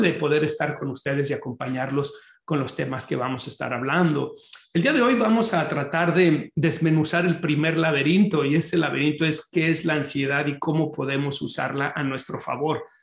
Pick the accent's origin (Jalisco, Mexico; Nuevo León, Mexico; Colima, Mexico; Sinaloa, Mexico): Jalisco, Mexico; Guadalajara; moved away as an adult; now in Chicago, United States; yo soy oriundo de Guadalajara, Jalisco, en México